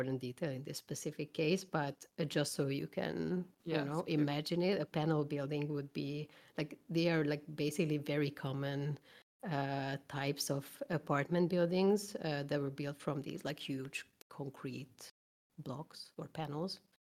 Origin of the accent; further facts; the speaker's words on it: Hungary; Hungary, which is my home country.